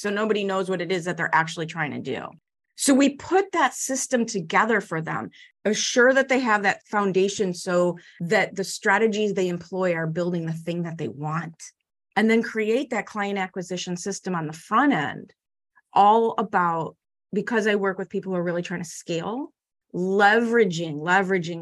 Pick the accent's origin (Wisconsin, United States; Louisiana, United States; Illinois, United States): Illinois, United States; Chicago; I grew up in Chicago public schools in the 70s and 80s